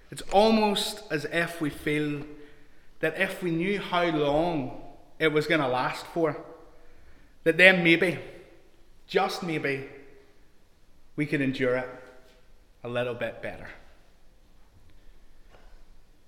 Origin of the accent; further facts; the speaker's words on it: Larne, Northern Ireland, United Kingdom; also born or lived in England; I grew up in Larne